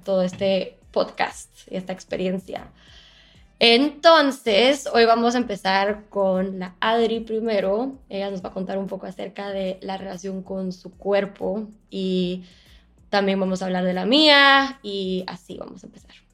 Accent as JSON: {"language": "Spanish", "country": "Guatemala", "tie": "born or raised there", "also_born_or_lived": "Boston / Miami", "moved": "as an adult", "said": "creciendo en Guatemala"}